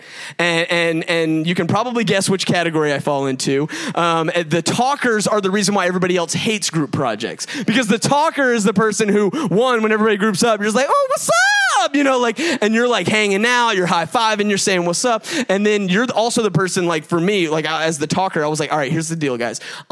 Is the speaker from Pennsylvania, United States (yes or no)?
no; Gwinnett County, Georgia, United States; I'm from Gwinnett County, booming out in South Gwinnett, like Lou Will. And so like, I actually went to South Gwinnett.